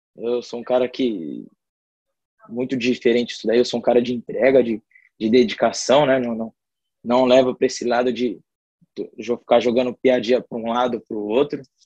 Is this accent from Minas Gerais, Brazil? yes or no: no; Francisco Morato, São Paulo, Brazil; now in Rio de Janeiro, Brazil; eu sou do município de Francisco Morato, né? É, da Grande São Paulo